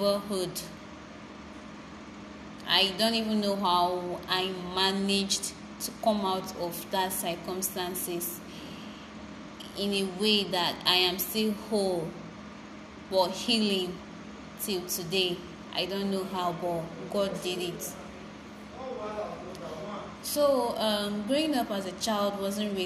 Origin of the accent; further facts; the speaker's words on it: Benue, Nigeria; I'm a Nigerian from Benue State